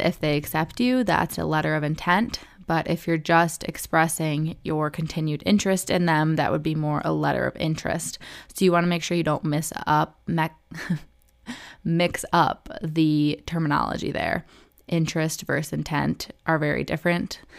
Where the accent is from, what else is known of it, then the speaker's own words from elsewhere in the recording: Michigan, United States; I picked U of M because I'm from Michigan, so it was in state tuition